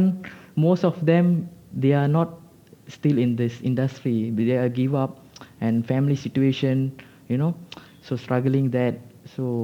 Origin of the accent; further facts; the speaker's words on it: Malaysia; As a Malaysian